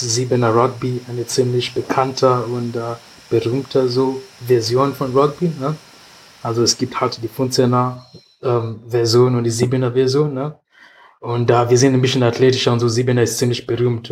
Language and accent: German; Nairobi, Kenya; German is a second language; moved away as an adult; now in Germany; ich komme aus Kenia, von der Hauptstadt Nairobi